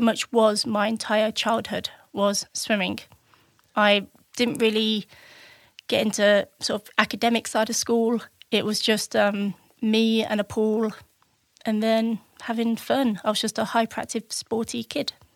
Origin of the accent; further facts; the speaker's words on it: Spalding, East Midlands, United Kingdom; also born or lived in Chesterfield, Derbyshire; I was born in Chestfield in Derbyshire and wasn't there for long, and then we moved to Lincolnshire Spalding and lived there pretty much most of my childhood